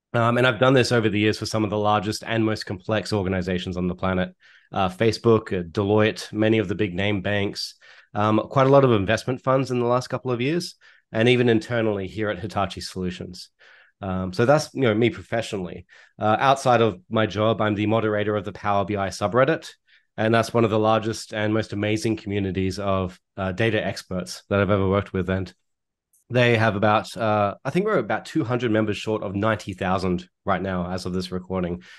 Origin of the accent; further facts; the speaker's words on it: Australia; accent: Australian; now in Toronto, Canada; my accent is Australian, and I'm based out of Toronto, Canada